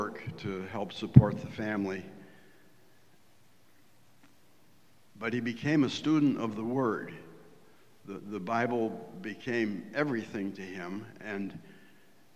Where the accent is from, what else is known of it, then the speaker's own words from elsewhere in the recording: Wellsville, New York, United States; moved away; Wellsville, New York, a little town on the southern tier of New York State, about halfway between Binghamton and Jamestown